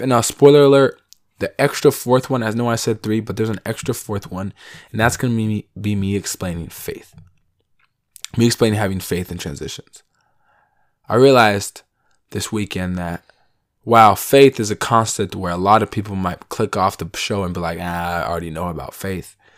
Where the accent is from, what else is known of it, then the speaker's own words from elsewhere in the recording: Seattle, Washington, United States; I'm from Seattle